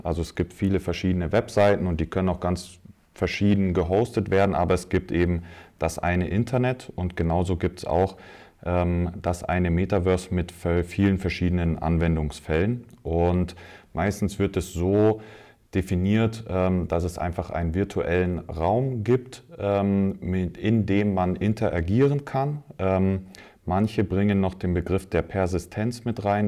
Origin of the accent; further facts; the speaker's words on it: Munich, Bavaria, Germany; gebürtiger Münchner.